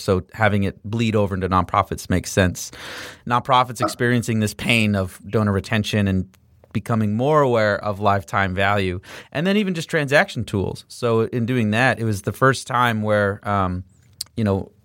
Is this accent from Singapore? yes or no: no; Canada; I'm Canadian